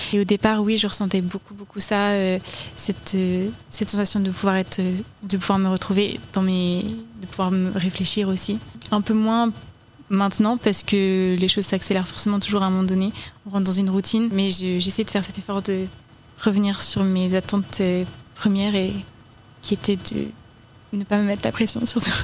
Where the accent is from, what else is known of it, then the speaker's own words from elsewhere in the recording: Finistère, Brittany, France; now in Orne, France; je suis du Finistère